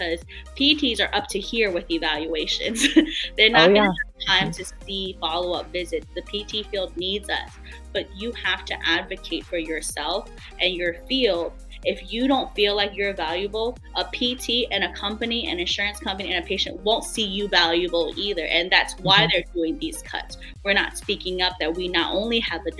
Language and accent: English; D.C., Virginia, United States; I am from Virginia, born and raised right outside of Washington, D.C.